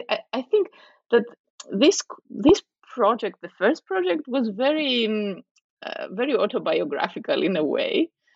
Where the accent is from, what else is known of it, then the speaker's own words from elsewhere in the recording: Nicosia, Nicosia District, Cyprus; the fact that I grew up in Cyprus, in Nicosia, as a daughter of a refugee family from the north, a Greek Cypriot refugee family.